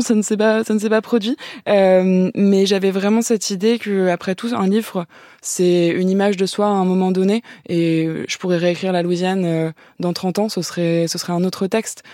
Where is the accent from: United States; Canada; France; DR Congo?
France; first language French; ma langue maternelle